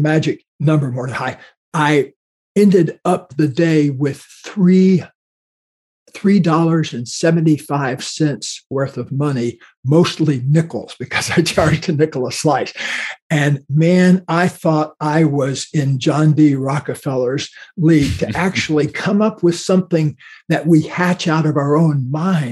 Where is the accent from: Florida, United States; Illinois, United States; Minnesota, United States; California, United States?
Florida, United States; where I grew up in Florida